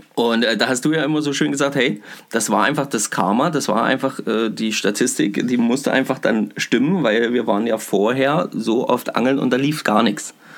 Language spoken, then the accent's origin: German; Bad Kösen, Saxony-Anhalt, Germany; Bei uns in Kösen